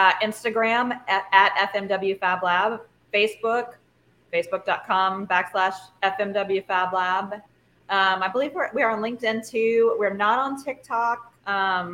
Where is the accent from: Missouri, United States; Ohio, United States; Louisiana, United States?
Louisiana, United States; I'm from Louisiana.